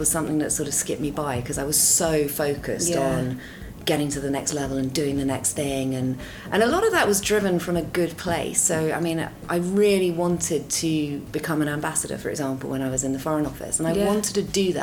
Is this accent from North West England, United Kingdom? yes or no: no; Dorset, South West England, United Kingdom; now in London, United Kingdom; I grew up in Dorset, very different to London.